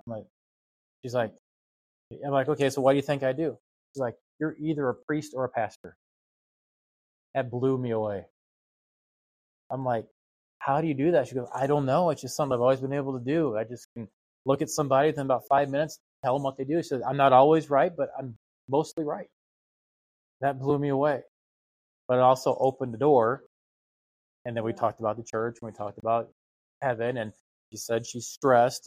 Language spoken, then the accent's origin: English; United States; as an American